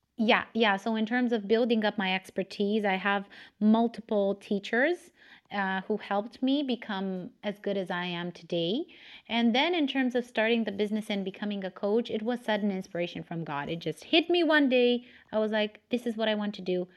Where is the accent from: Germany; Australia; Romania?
Romania; English is a second language; I was born and raised in Romania